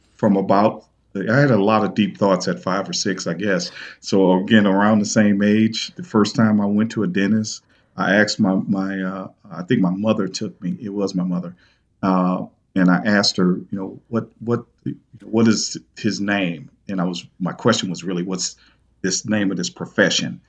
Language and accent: English; East St. Louis, Illinois, United States; my hometown, uh, East Saint Louis